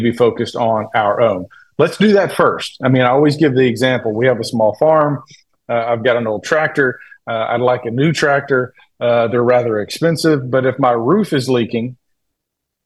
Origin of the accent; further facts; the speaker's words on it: Tennessee, United States; the state of Tennessee, my home state